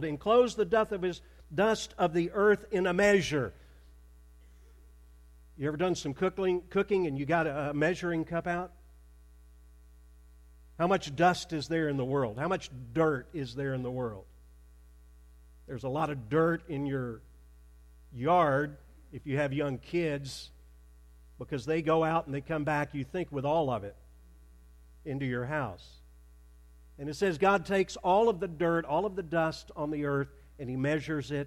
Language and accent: English; Arkansas, United States; moved away as an adult; also born or lived in Plano, Texas; I grew up in Arkansas.